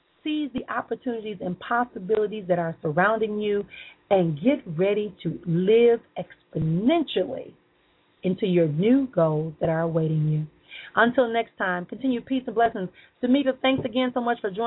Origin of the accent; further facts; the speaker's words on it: Milwaukee, Wisconsin, United States; I'm going to come back home to my hometown in Milwaukee